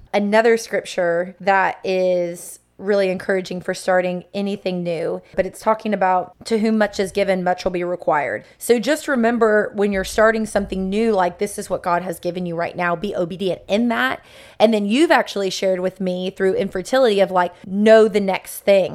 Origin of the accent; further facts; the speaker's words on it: Sebring, Florida, United States; I'm from Central Florida, grew up in Sebring